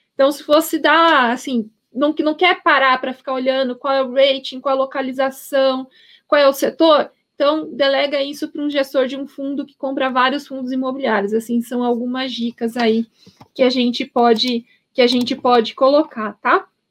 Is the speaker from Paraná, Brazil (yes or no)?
yes; Paraná, Brazil; now in São Paulo, Brazil; eu sou paranaense